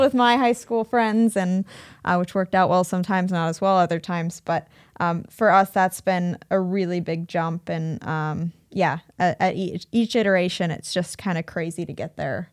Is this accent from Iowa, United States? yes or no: yes; Cedar Rapids, Iowa, United States; moved away as an adult; also born or lived in Bay Area, California / Chicago; I grew up in Cedar Rapids, um, but then I moved out to California